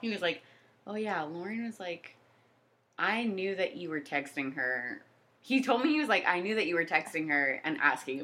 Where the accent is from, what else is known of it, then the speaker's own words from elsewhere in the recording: Jacksonville, Florida, United States; moved away as an adult; now in Washington, D.C., United States; we're both from Jacksonville and then we both went to UCF